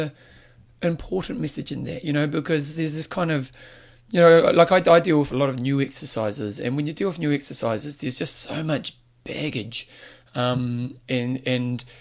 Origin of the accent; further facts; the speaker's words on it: New Zealand; being a Kiwi